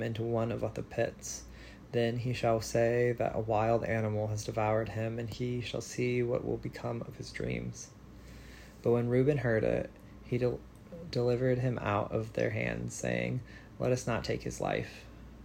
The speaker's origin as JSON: {"language": "English", "region": "Central Illinois", "country": "United States", "tie": "born or raised there", "moved": "yes", "lives_now": "Nashville, United States", "said": "a person born and raised in Central Illinois, now reading from Nashville, Tennessee"}